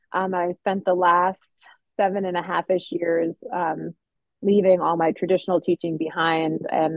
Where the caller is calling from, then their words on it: Maine, United States; I'm chiming in from Maine, as Kristen mentioned.